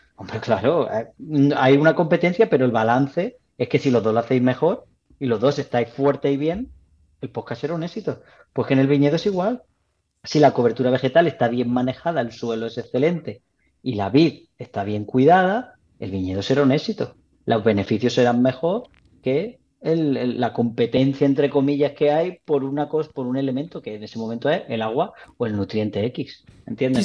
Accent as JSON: {"language": "Spanish", "town": "Jaén", "region": "Andalusia", "country": "Spain", "also_born_or_lived": "Bailén", "said": "soy de Bailén, ¿no? bueno, soy de Jaén. Y, mi familia de Bailén"}